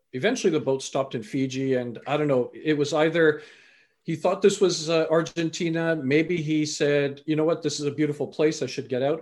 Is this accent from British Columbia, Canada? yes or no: yes; British Columbia, Canada; also born or lived in England; I was born in England, raised in Canada.